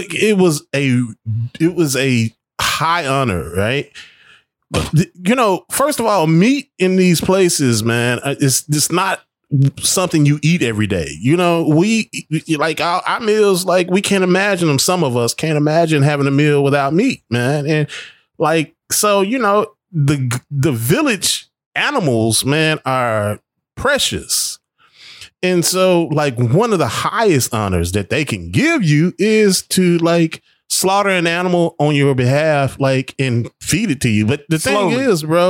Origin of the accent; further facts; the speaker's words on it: United States; I am an American